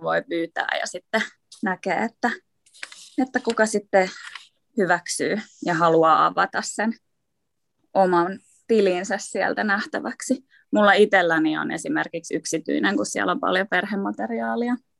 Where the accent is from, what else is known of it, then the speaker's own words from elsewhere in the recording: Vantaa, Uusimaa, Finland; also born or lived in Uusikaarlepyy; mä oon syntynyt uudessa Karlevyyssä. ja tota, me muutettiin Vantaalle, kun mä olin kolme.